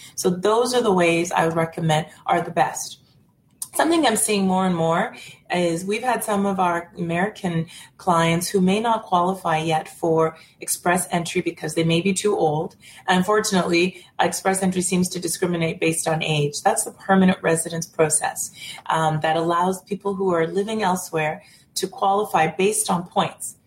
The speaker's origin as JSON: {"language": "English", "country": "Canada", "said": "being a Canadian citizen"}